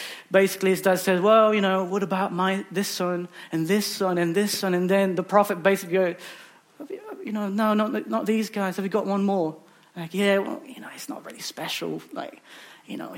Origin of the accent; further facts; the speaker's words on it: Philippines; now in United Kingdom; I'm originally from the Philippines